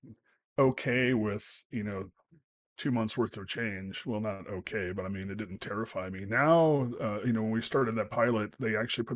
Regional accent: United States; an American

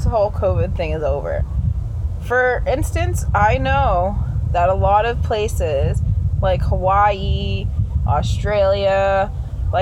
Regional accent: Canada

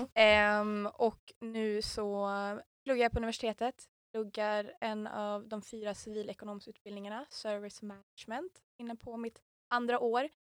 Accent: Umeå, Västerbotten County, Sweden; jag är Umebo

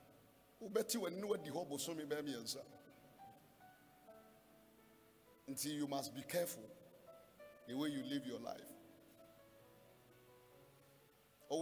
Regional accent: Ghana; as a Ghanaian, I pay $50. Why? I am a citizen

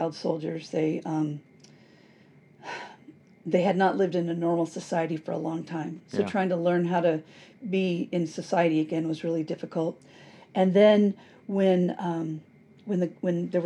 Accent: United States; I'm American and I'm not Catholic and I'm not Protestant

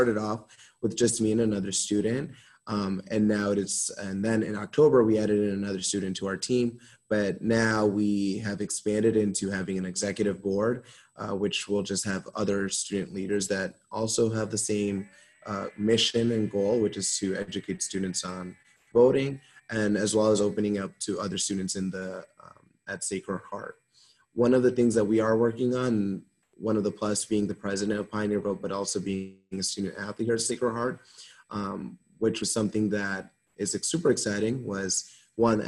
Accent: Norwalk, Connecticut, United States; I'm from Norwalk, Connecticut, so not too far away from here

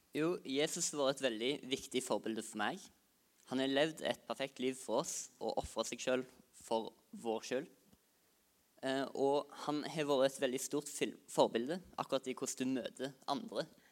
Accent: Norway; Jeg kommer fra Høybakka

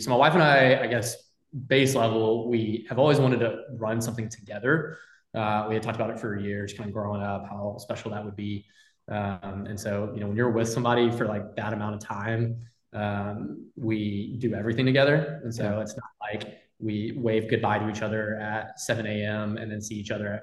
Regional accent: Memphis, Tennessee, United States; also born or lived in Arkansas; I'm born and raised in Memphis. Memphis has always been home for me.

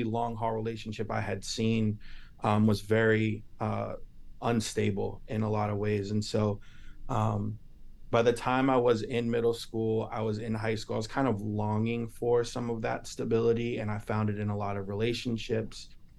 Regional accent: Lynn, Massachusetts, United States; also born or lived in Salem / Texas; I was born in Salem, which is North Shore, Boston, and then lived in Texas for 5 years, came back around middle school, lived and grew up in Lynn through middle school, high school.

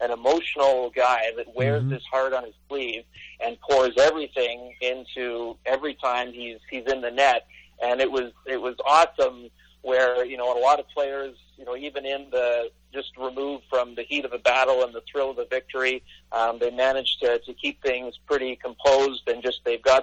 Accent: Canada; as a Canadian kid that grew up

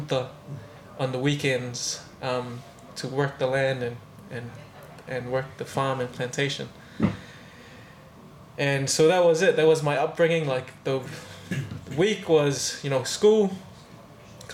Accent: Tonga; moved away as an adult; also born or lived in Australia; now in New Zealand; Raised in Tonga my whole life.

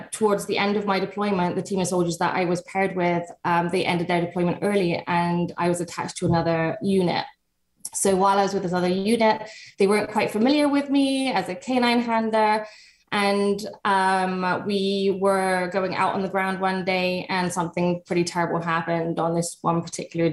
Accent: England, United Kingdom; I started my journey actually in England. I'm from England

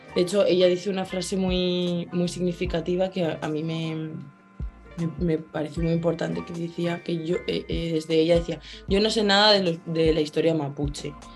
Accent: Spain; moved away as an adult; now in Santiago, Chile; vengo de España

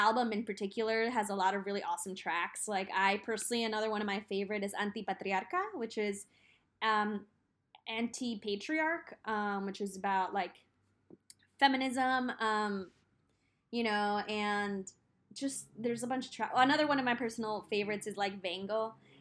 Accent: New York, United States; being a child of immigrants, especially growing up in New York. Like I grew up with a lot of friends, like Chinese, Filipinos

